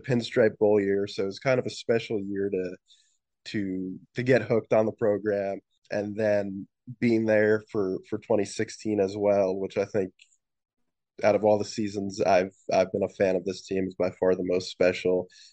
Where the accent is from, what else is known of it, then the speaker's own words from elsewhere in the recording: New Jersey, United States; I'm originally from New Jersey